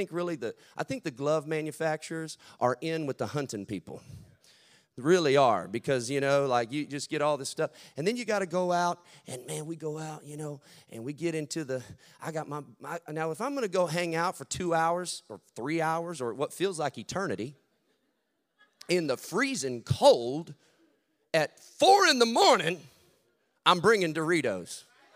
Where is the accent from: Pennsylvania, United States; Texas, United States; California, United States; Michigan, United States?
Texas, United States; So I'm out there, you know, but I'm from Texas down where, I mean, where I'm at, everybody hunts.